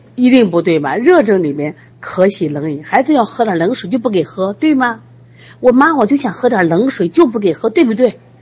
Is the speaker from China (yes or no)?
yes; China; 我们中国人